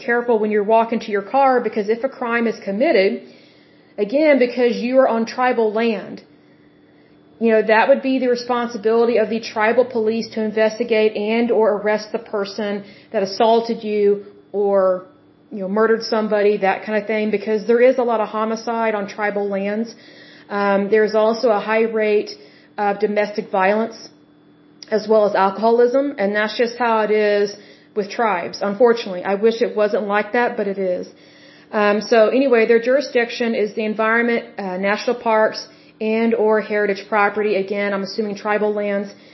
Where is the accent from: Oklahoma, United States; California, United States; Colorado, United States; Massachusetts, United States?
Oklahoma, United States